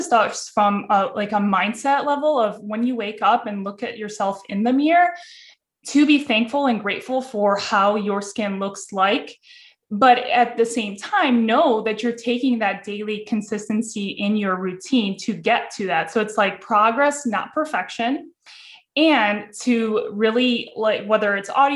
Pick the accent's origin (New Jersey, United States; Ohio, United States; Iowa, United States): Ohio, United States; Cleveland; I'm born and raised in Cleveland, Ohio.